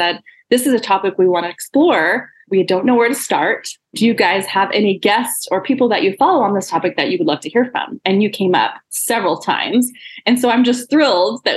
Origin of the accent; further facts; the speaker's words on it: Texas, United States; I'm a Texas gal too